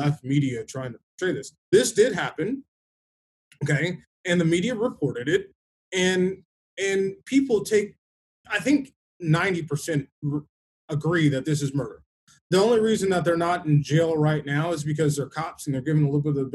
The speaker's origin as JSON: {"language": "English", "town": "Los Angeles", "region": "California", "country": "United States", "tie": "born or raised there", "also_born_or_lived": "Texas", "moved": "yes", "said": "I've lived in every major city in Texas and grew up in Los Angeles."}